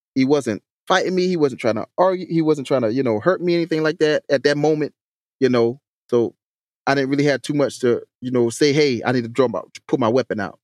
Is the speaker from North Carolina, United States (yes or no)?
no; Hampton, South Carolina, United States; the city of Hampton, my hometown